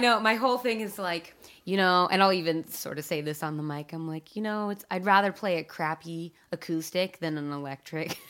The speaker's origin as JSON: {"language": "English", "town": "Eugene", "region": "Oregon", "country": "United States", "tie": "born or raised there", "said": "I grew up in Eugene"}